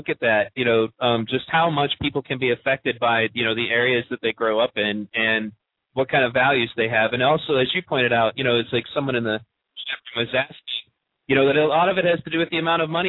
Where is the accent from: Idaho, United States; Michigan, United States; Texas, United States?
Michigan, United States; Pontiac; When I grew up in Pontiac